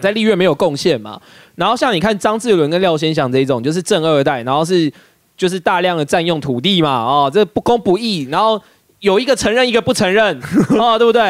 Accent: Kaohsiung, Taiwan; 我们来到了高雄，啊，我的故乡

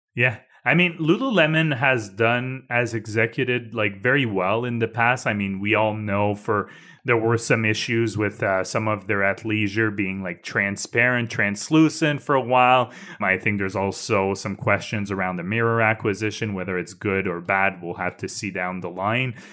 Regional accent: Canada; As a Canadian

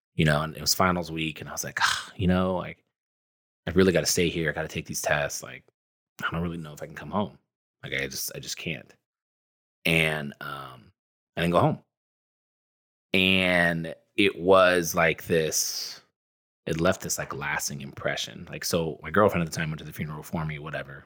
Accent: Sacramento, California, United States; also born or lived in Riverside / Orange County; I grew up in Northern California, in Sacramento, uh, with a single mom and my older brother.

